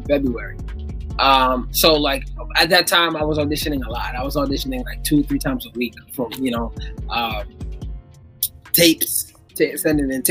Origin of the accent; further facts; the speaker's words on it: New York, United States; I'm from New York